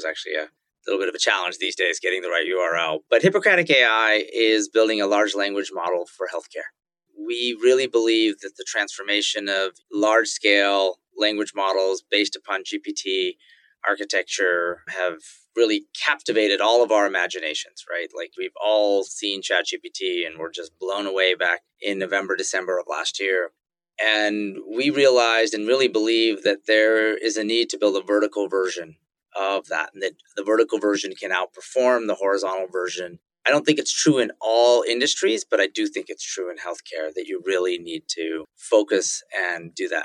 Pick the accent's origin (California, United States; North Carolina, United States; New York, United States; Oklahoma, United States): California, United States; Silicon Valley; also born or lived in Indonesia; Growing up in the Valley, you saw Apple Computer, which was just a few miles from my house, get started and get big